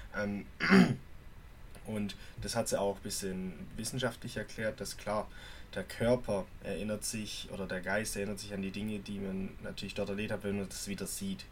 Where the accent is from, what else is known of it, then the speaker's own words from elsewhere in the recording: Germany; bei uns in Deutschland